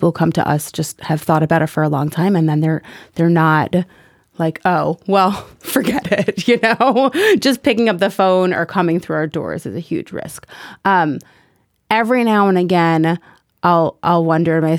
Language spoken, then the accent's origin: English; New York City, New York, United States; When I was growing up in Kew Gardens as a modern Orthodox young girl